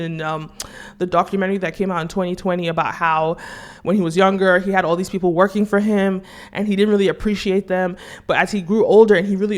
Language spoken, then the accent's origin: English; Nigeria; as a Nigerian